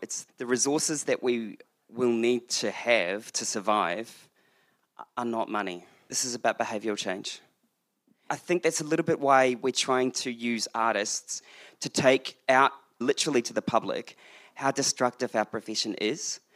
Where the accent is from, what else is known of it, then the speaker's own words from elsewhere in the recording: New Zealand; being a New Zealander